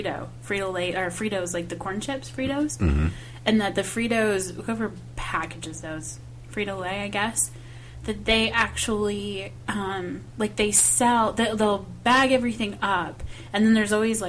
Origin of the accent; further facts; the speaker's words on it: the Midwest, Michigan, United States; moved away; I'm from the Midwest